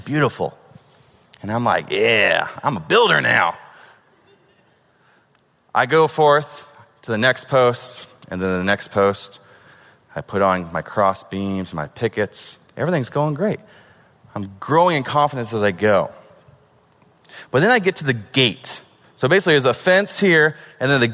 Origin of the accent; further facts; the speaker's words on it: Oregon, United States; moved away; I'm from Oregon.